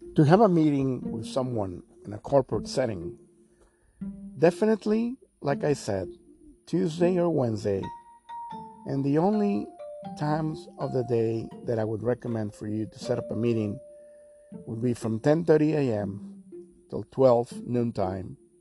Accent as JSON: {"language": "English", "town": "Houston", "region": "Texas", "country": "United States", "moved": "yes", "lives_now": "Mexico", "said": "I'm from Houston, Texas."}